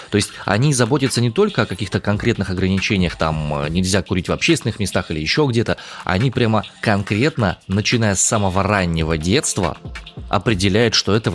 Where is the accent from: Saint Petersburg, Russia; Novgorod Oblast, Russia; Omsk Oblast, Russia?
Omsk Oblast, Russia; Omsk; я из Омска.